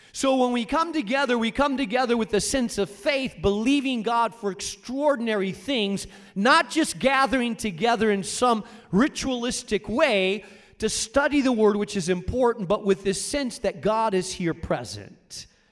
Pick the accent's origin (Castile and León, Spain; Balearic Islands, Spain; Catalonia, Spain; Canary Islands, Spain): Castile and León, Spain; Rubena; moved away; I grew up in Spain, in a small town in northern Spain called Rubena.